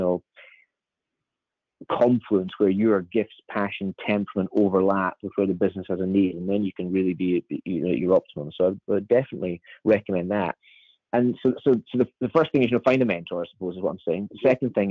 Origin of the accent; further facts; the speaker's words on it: Edinburgh, Scotland, United Kingdom; where I was born in Edinburgh